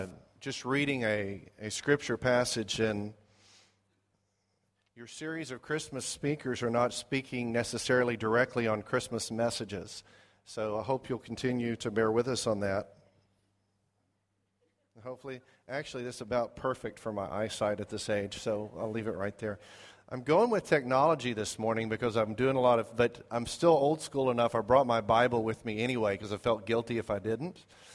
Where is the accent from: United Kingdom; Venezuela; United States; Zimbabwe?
Zimbabwe; And growing up in Zimbabwe, there was a place we liked to go on vacation called Lake Kariba.